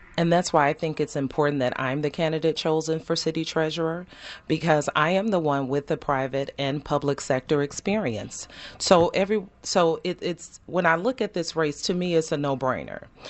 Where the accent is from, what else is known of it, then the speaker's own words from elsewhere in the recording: Chicago, Illinois, United States; born and raised in Chicago